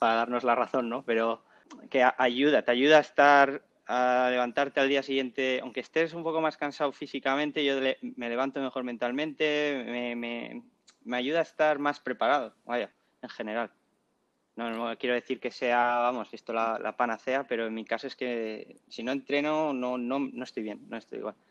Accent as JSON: {"language": "Spanish", "region": "La Rioja", "country": "Spain", "said": "soy de La Rioja"}